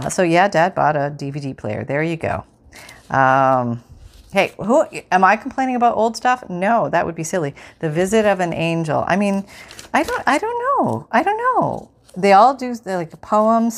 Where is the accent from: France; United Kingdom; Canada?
Canada; growing up in Canada